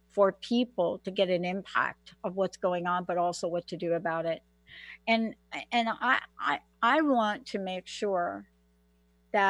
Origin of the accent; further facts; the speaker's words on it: New York, United States; also born or lived in Washington state; now in Washington, United States; I'm from New York.